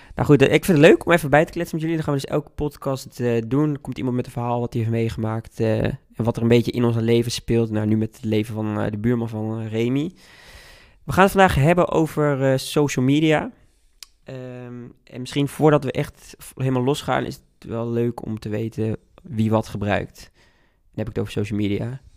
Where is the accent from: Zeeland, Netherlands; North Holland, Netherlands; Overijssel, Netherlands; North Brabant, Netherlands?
Overijssel, Netherlands; Hengelo; moved away as an adult; now in Utrecht, Netherlands; ik ben wel afkomstig uit Hengelo en kom in de weekenden vaak terug